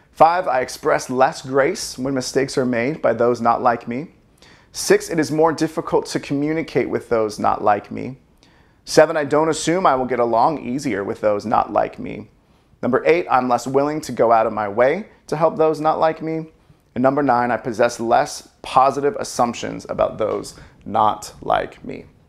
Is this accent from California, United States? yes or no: yes; California, United States; I was born in California